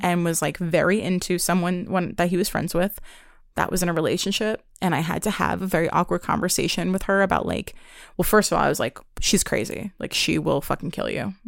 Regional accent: New York, United States; Growing up in New York

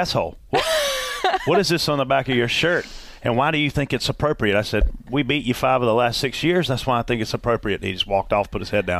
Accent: Pageland, South Carolina, United States; I'm from Pageland, South Carolina. It's only 40 minutes away.

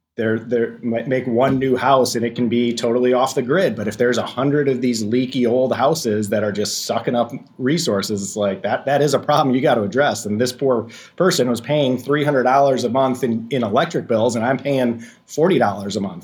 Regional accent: Racine, Wisconsin, United States; I'm from Racine, Wisconsin, which is on the southeast side

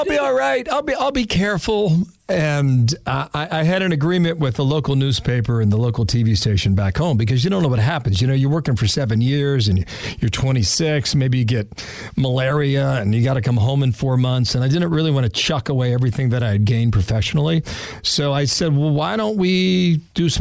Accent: Cincinnati, Ohio, United States; I grew up in Cincinnati, Ohio

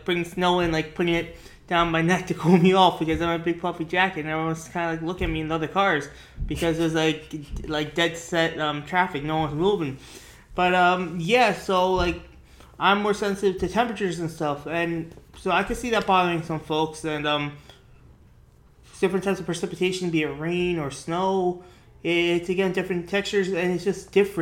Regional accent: New York, United States; growing up in New York

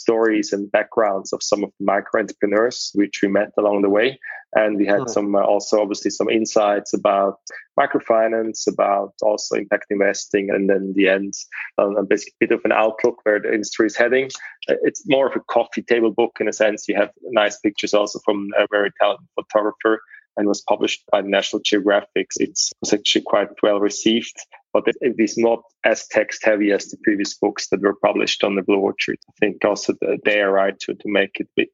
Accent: Zurich, Switzerland; also born or lived in United Kingdom; I was born and raised in Zurich

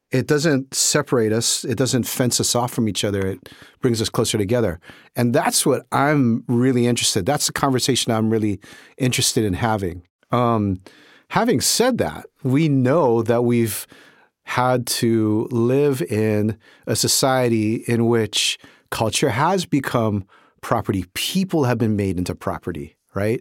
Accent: Honolulu, Hawaii, United States; my experience was in Hawaii, in Honolulu, growing up in Honolulu at that time

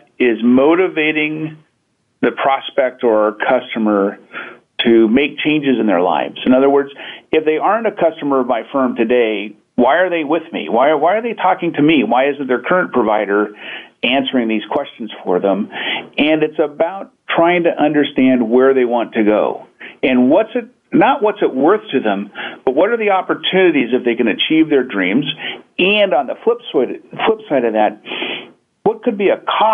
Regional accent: Pacific Northwest, United States; I hail from the Pacific Northwest, where we're abundantly surrounded by great nature

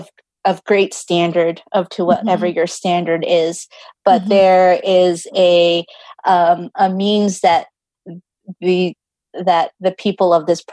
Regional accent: United States; And growing up in American culture, it's like being driven for this success versus like when I go back to the Philippines

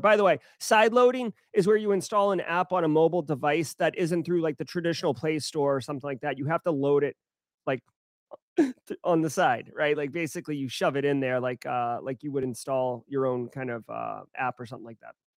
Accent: Boston, Massachusetts, United States; I am from Boston, uh, so, like, I have Massachusetts upbringings

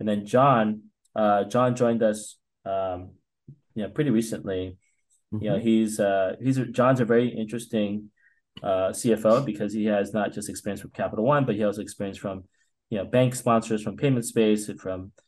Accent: East Coast, United States; moved away; I grew up in the East Coast

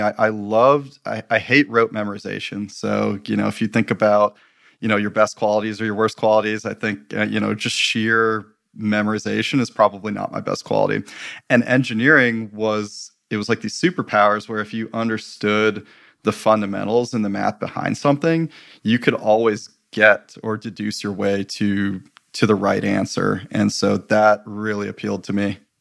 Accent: Michigan, United States; growing up in Michigan

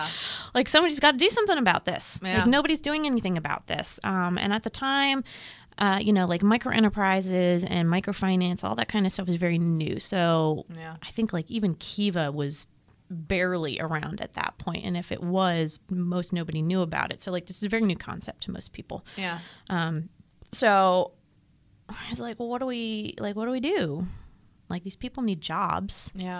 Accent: United States; as an American who grew up in a lower middle income family with a knowledge of poverty

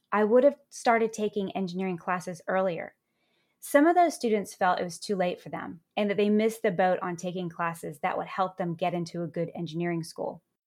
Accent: Virginia, United States; my hometown in Virginia

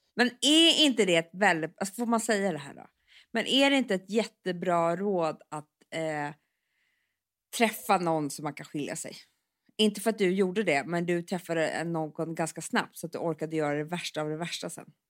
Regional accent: Stockholm, Stockholm County, Sweden; vi är ju uppväxta på Söder

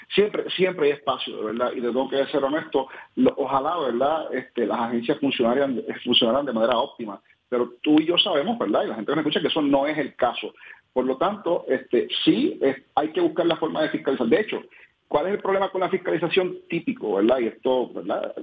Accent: Puerto Rico; como puertorriqueños

